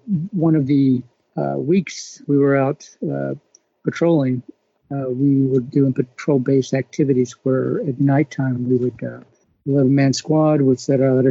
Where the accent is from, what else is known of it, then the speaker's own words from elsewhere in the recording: Texas, United States; moved away as an adult; also born or lived in Washington State; I'm from Texas originally